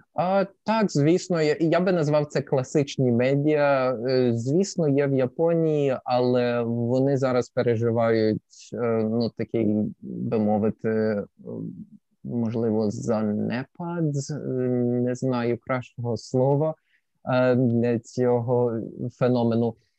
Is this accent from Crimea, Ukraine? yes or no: yes; Sevastopol, Crimea, Ukraine; moved away as an adult; also born or lived in Lviv / China / Germany; now in Kobe, Japan; Я народився у Львові, а після двох або трьох місяців після мого народження моя сім'я переїхала до Севастополя Криму, і я виріс в Криму до 20 років.